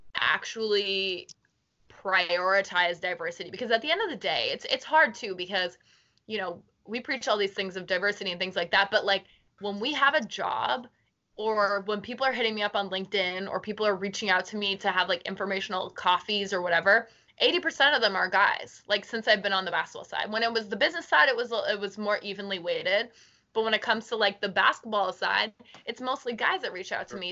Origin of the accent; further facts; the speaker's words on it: Halifax, Nova Scotia, Canada; also born or lived in South End, Halifax; I grew up in Spryfield. Like before we ever like I only moved to the South End when I was like in high school.